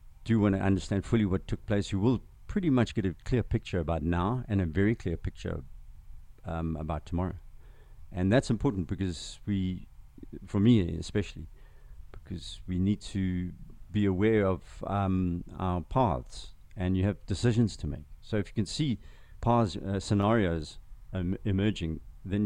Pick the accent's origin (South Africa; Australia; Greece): South Africa; KwaZulu-Natal; first language Zulu; English is a second language; also born or lived in Zimbabwe / Boston / San Francisco / Palo Alto; You know, I grew up on a farm in KZN. I grew up speaking Zulu first, my first language.